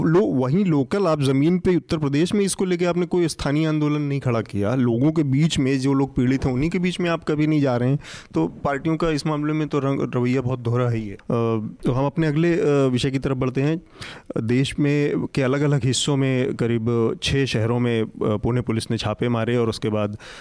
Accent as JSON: {"language": "Hindi", "town": "Azamgarh", "region": "Uttar Pradesh", "country": "India", "tie": "born or raised there", "said": "मैं खुद आजमगढ़ का मूल निवासी हूँ"}